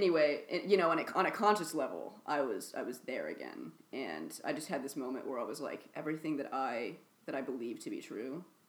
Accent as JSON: {"language": "English", "town": "Kansas City", "country": "United States", "tie": "born or raised there", "moved": "as an adult", "lives_now": "Los Angeles, United States", "said": "I was living in Kansas City at the time."}